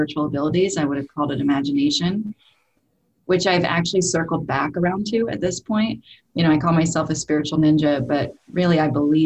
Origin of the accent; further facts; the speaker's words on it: Salt Lake City, Utah, United States; I was raised in Salt Lake City, Utah